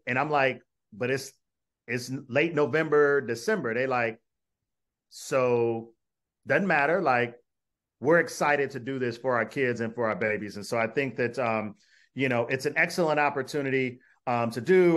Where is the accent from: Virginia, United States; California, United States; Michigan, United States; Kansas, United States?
Michigan, United States; Detroit; moved away as an adult; also born or lived in Minnesota; now in Syracuse, United States; I am from Detroit, went to graduate school in Minnesota